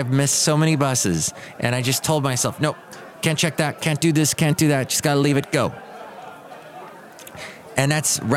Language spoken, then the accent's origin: English; Southern California, United States; now in San Francisco Bay Area, United States; Growing up in Southern California